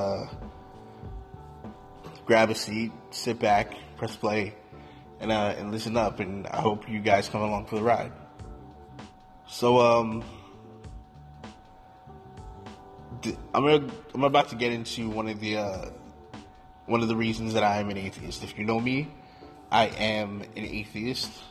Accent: Newark, New Jersey, United States; growing up in Newark, New Jersey, I was a really devout Baptist Christian

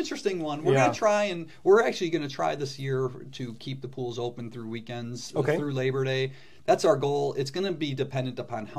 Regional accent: Calumet City, Illinois, United States; also born or lived in Hammond, Indiana; I grew up not far away, over in Calumet City, Illinois. I was born in Hammond, but grew up in Cal City

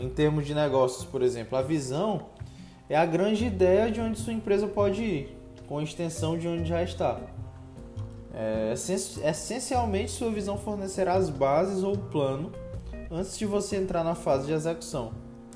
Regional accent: Teresina, Piauí, Brazil; sou de Teresina, Piauí

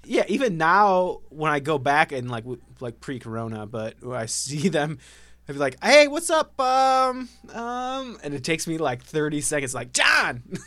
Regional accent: Ohio, United States; I grew up in Ohio

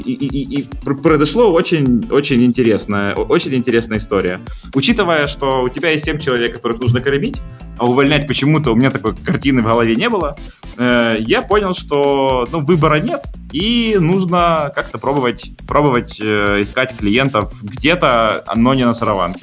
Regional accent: Zaporizhzhia, Zaporizhzhia Oblast, Ukraine; now in Kyiv, Ukraine; Я родился в прекрасном городе Запорожье, э, но родители переехали в Киев

